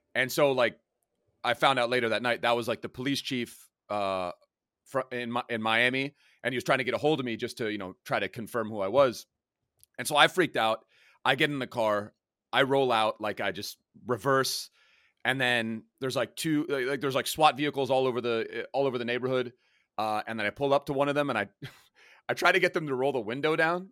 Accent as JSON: {"language": "English", "country": "Germany", "tie": "born or raised there", "moved": "yes", "lives_now": "Los Angeles, United States", "said": "I grew up in Germany"}